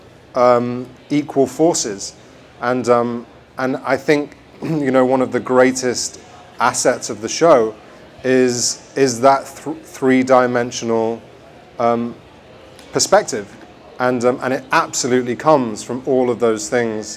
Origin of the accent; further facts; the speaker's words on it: England, United Kingdom; when we were growing up in England